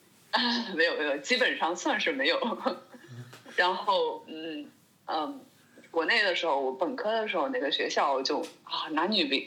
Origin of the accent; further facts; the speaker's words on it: China; now in Germany; 作为一个中国人，